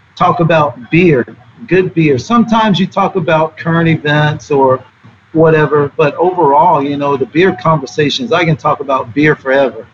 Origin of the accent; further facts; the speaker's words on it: the South, United States; I grew up in the South